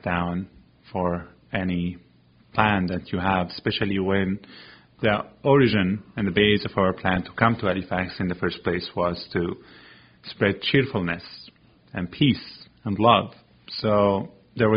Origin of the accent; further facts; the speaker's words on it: Syria; also born or lived in Antigonish, Nova Scotia, Canada; now in Nova Scotia, Canada; We call it our home after we lost our home in Syria